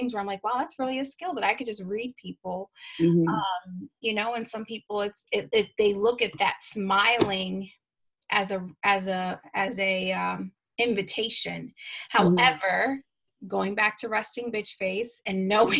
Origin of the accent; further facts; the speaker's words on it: Binghamton area, New York, United States; I have a Rod Serling high school diploma